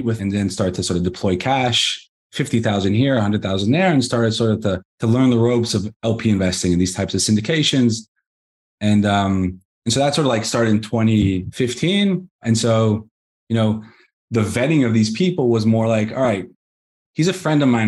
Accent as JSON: {"language": "English", "country": "Israel", "tie": "born or raised there", "also_born_or_lived": "Los Angeles, United States", "said": "I was born in the States, in Los Angeles. We were on a trip around the world and somehow ended up in Israel. And been here ever since. I was 9 years old when you moved here."}